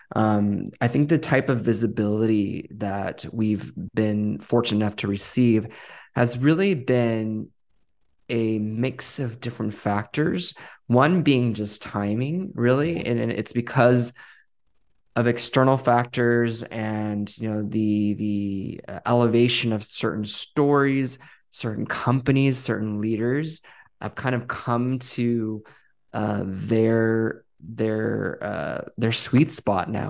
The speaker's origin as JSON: {"language": "English", "town": "Westminster", "region": "California", "country": "United States", "tie": "born or raised there", "also_born_or_lived": "Boston area", "moved": "as an adult", "said": "I grew up in Westminster and then I went to school in the Northeast. um, and moved to the Boston area for seven years."}